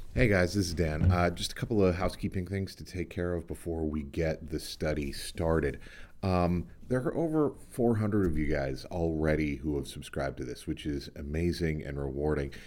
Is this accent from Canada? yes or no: yes; Charlottetown, Prince Edward Island, Canada; now in Edmonton, Canada; I grew up outside Charlottetown, Prince Edward Island